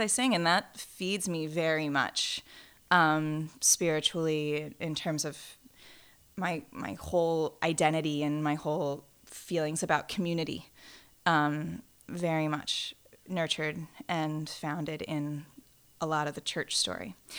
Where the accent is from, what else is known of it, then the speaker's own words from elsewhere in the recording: St. Louis, Missouri, United States; Saint Louis, Missouri